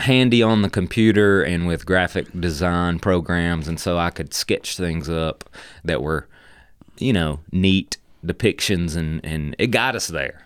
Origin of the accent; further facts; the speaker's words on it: Dalton, Georgia, United States; from the Dalton area, growing up in, in Whitfield County